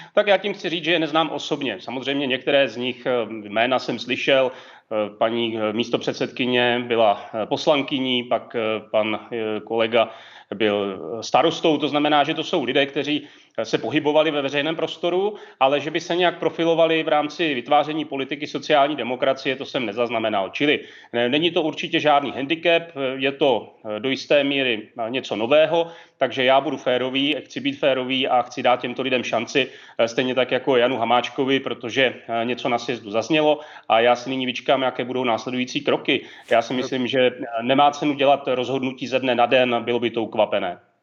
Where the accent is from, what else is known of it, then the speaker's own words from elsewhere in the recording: Česká Třebová, Pardubice Region, Czechia; z mého rodného města Česká Třebová